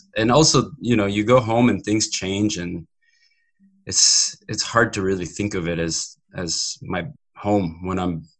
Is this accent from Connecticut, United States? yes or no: no; Maryland, United States; I was in the East Coast in the Washington, D.C. area, Maryland. Yeah, my family, my parents are still there.